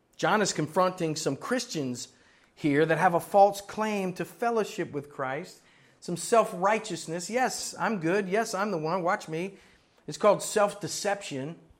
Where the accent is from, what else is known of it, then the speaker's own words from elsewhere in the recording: Florida, United States; moved away; also born or lived in Miami, Florida; I was born in Miami, Florida, grew up in Florida and several places up and down in Florida